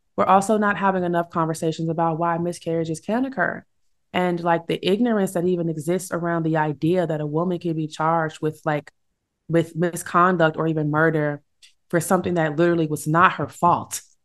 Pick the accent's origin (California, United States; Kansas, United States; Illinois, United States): Illinois, United States; my home state, Illinois